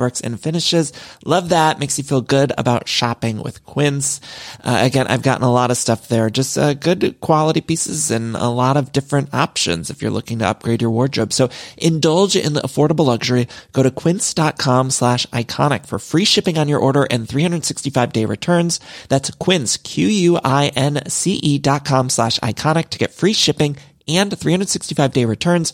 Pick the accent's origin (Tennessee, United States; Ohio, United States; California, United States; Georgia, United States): Ohio, United States; now in Los Angeles, United States